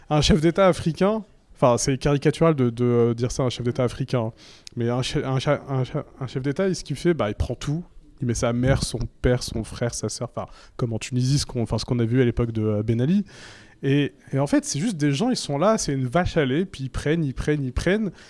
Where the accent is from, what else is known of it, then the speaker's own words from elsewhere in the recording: Mali; Je suis malien.